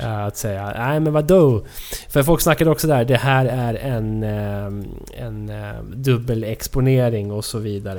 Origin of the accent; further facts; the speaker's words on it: Sundbyberg, Stockholm County, Sweden; Sundbyberg där vi växte upp